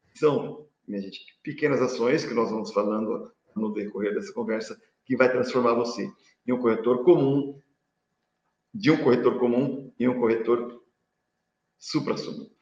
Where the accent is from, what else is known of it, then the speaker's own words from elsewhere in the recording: Presidente Prudente, São Paulo, Brazil; eu sou aqui de Presidente Prudente